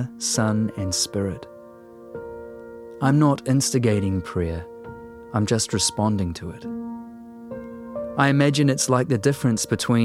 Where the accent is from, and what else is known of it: New Zealand